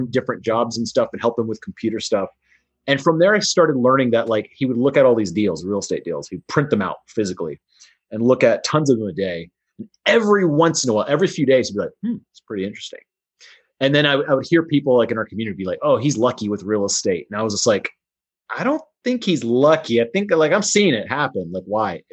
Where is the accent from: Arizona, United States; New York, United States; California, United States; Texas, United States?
Texas, United States; Houston; in Houston, Texas, where I grew up